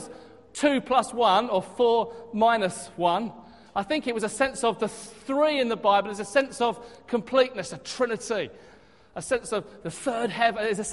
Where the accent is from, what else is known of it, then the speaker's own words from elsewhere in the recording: Hastings, South East England, United Kingdom; moved away; my hometown of Hastings